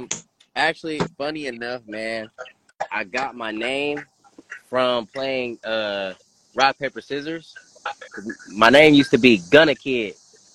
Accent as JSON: {"language": "English", "town": "Dayton", "region": "Ohio", "country": "United States", "said": "I'm from Dayton, Ohio, this beautiful city that I'm in right now. Dayton, Ohio, I'm like, 5 minutes from downtown, maybe even less. But Dayton, Ohio is where I'm from."}